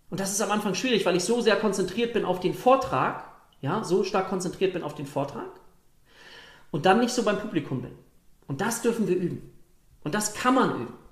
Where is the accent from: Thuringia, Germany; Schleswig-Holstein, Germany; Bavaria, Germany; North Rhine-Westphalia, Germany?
Schleswig-Holstein, Germany; Lübeck; ich komme hier aus, aus Strandgegend, Lübeck, hohem Norden